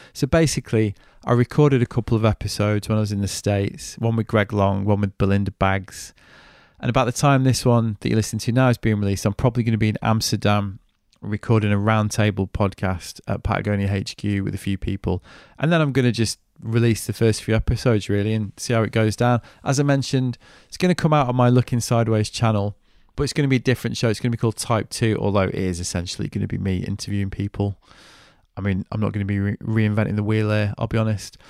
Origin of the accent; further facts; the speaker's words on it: United Kingdom; now in United States; as a Brit